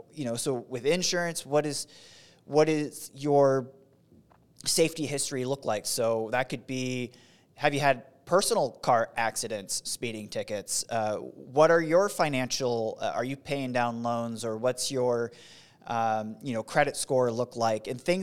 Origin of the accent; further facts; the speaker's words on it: Fort Benning, Georgia, United States; born there; I was born in Fort Benning.